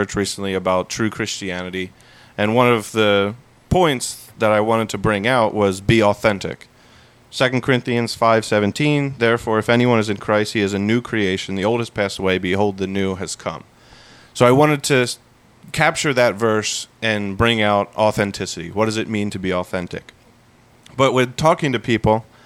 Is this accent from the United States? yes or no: yes; United States; we as the American culture